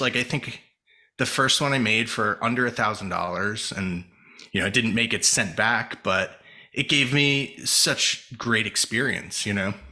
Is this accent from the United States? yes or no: yes; New Jersey, United States; moved away as an adult; also born or lived in California; I grew up in Jersey